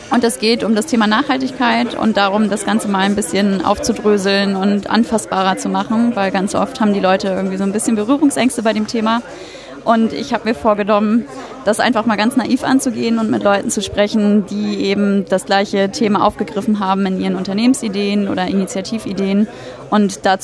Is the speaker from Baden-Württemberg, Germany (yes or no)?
no; Hamburg, Germany; Ich komme aus Hamburg, daher auch die Nähe